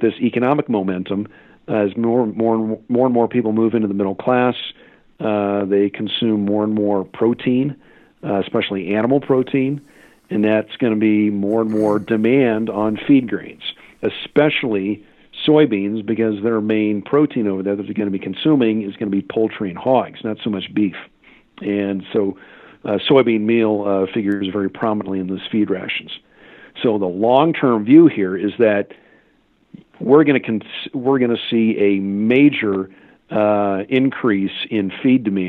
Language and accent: English; Kansas, United States; in my home state of Kansas